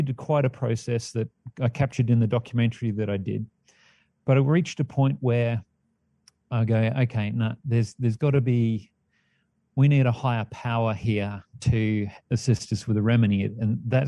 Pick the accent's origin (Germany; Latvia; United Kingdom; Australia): Australia; Perth, Western Australia; moved away as an adult; also born or lived in Sydney; now in Mount Shasta, United States; I was born in Sydney, grew up in Perth